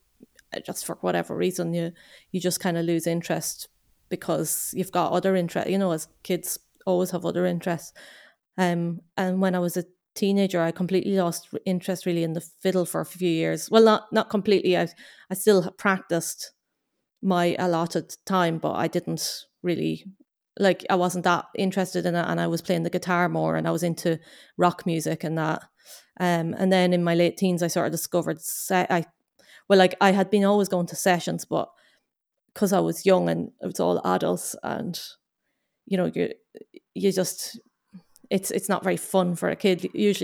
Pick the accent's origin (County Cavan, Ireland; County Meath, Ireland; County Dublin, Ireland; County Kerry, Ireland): County Cavan, Ireland; Loch Duff; moved away as an adult; now in Glasgow, United Kingdom; I'm from County Cavan in Ireland